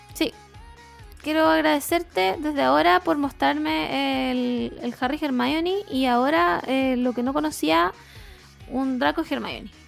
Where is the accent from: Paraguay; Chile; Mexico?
Chile